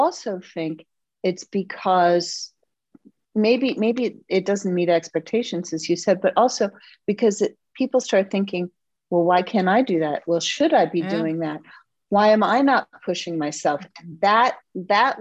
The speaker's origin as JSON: {"language": "English", "region": "East Coast", "country": "United States", "moved": "yes", "lives_now": "Midwest, United States", "said": "I'm from the East Coast"}